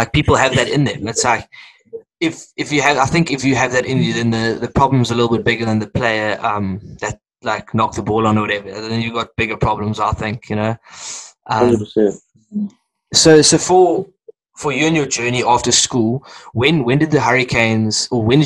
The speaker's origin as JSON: {"language": "English", "country": "South Africa", "said": "I'm South African"}